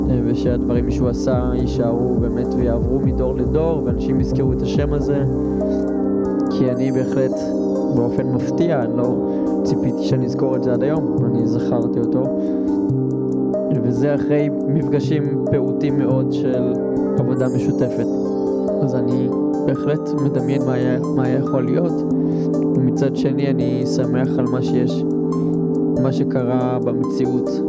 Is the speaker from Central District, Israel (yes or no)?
yes; Rishon LeZion, Central District, Israel; ושהוא היה משמעותי ומהותי גם לעיר ראשון לציון שאני גדלתי בה ועדיין גר בה כל החיים.